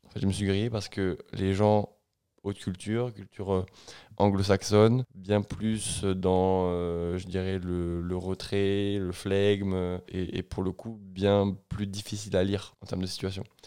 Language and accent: French; France; moved away as an adult; also born or lived in Toulouse / Bristol / Atlanta / United States; je suis français